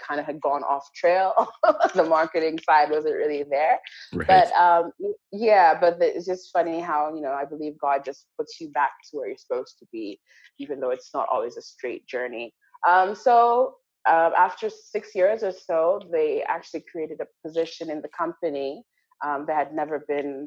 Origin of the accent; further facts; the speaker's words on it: Canada; now in Malawi; I was raised in Canada